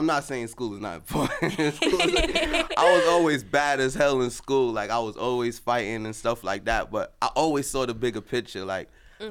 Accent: New York City, New York, United States; also born or lived in Trinidad / Queens; I was born in Brooklyn.

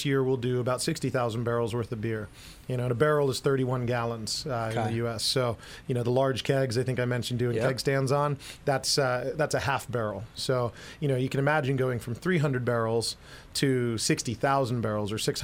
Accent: San Diego, California, United States; moved away as an adult; now in Maui, United States; I was born and raised in San Diego.

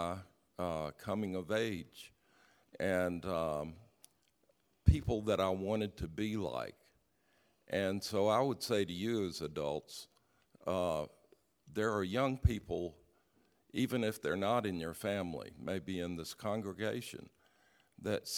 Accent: Richmond, Virginia, United States; I was raised in Richmond, Virginia

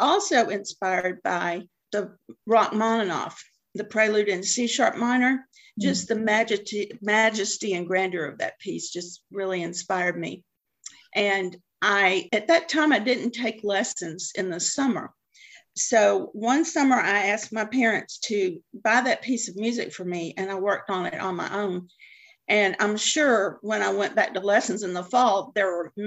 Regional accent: Macon, Georgia, United States; also born or lived in Stone Mountain, Georgia / Atlanta, Georgia / Athens, Georgia; I grew up in Macon, Georgia. And when I was in ninth grade, we moved up to the Atlanta area, and we moved to the Stone Mountain area

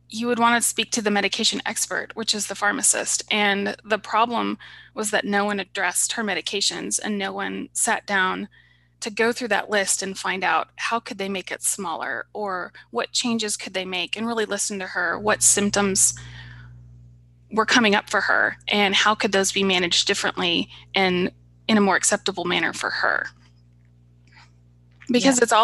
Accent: Tulsa, Oklahoma, United States; Well, I was born in Tulsa, Oklahoma, and uh, was raised there. And I went to college at Southwestern Oklahoma State University, which is in Weatherford, Oklahoma.

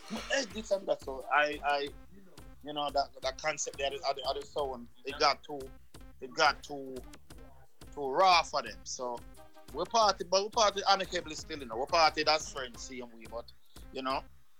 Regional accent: Barbican, Saint Andrew, Jamaica; Well, I'm from Barbican. You don't know.

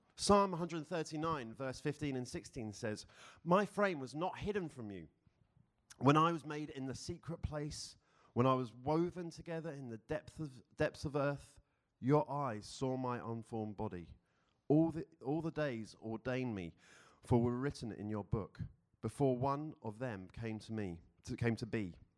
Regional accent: London, United Kingdom; moved away as an adult; now in Philadelphia, United States; I was born and raised in London, UK.

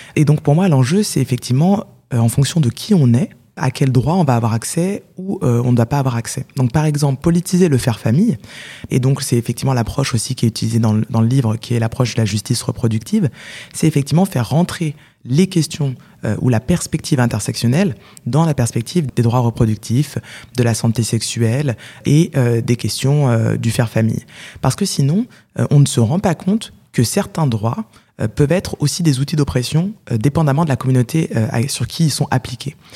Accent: France; moi je suis né en France

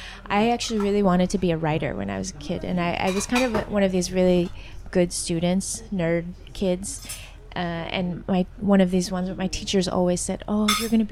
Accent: Dallas, Texas, United States; also born or lived in Netherlands; now in Shanghai, China; they moved to Texas, to Dallas, where I grew up

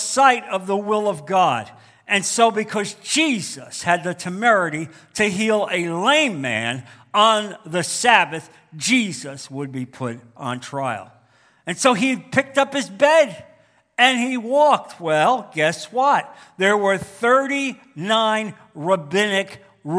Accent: New York metropolitan area, United States; moved away; growing up in the New York metropolitan area

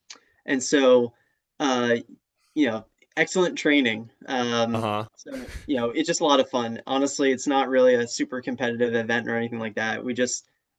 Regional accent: East Coast, United States; predominantly I grew up on the East Coast.

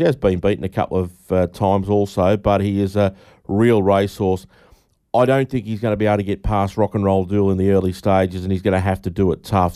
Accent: Donald, Victoria, Australia; my hometown of Donald.

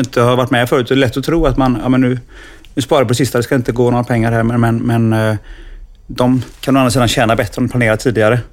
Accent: Gothenburg, Västra Götaland, Sweden; som göteborgare komma hem igen

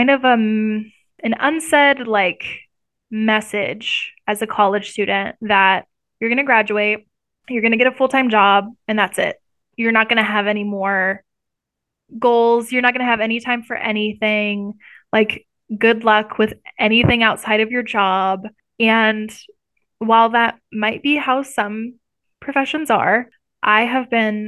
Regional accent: Iowa, United States; moved away as an adult; now in Missouri, United States; I've lived in the Midwest my entire life. I'm from Iowa

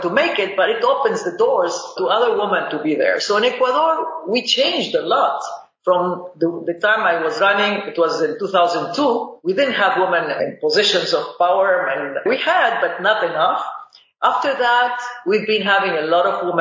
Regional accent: Lebanon; also born or lived in Boston, United States; now in United States; the Middle East, where I'm from. I'm from Lebanese origin, and the war in Lebanon is what brought me here to the United States.

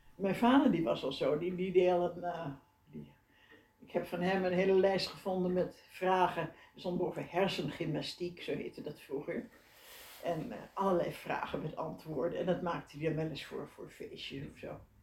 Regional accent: Netherlands; als Nederlander

